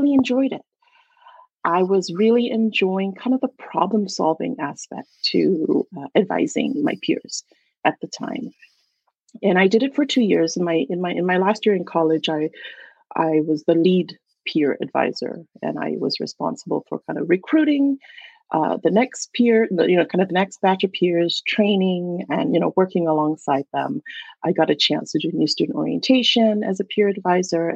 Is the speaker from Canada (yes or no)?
no; Malaysia; English is a second language; moved away as an adult; also born or lived in Oregon, United States; now in United States; I was born and raised in Malaysia. And at that time, English was my second language